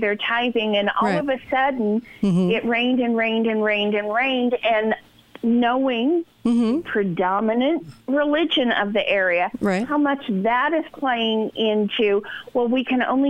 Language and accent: English; Sacramento Valley, Northern California, United States; I was raised in Sacramento Valley, Northern California, Southern California.